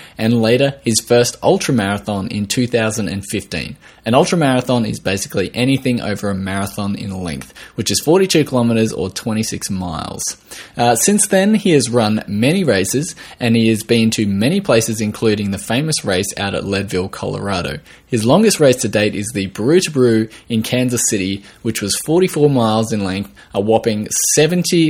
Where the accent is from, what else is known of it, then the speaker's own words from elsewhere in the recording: Australia; I am from Australia, if you hadn't already guessed from the accent